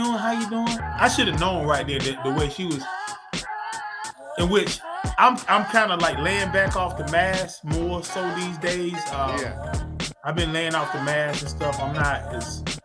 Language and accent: English; North Carolina, United States; I'm from North Carolina